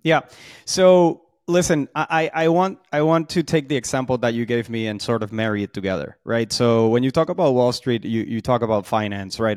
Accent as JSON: {"language": "English", "country": "Puerto Rico", "also_born_or_lived": "Boston", "moved": "yes", "said": "I'm from Puerto Rico, so that's where a lot of, uh, the energy, charisma, um, and, and, and sort of vibe comes from"}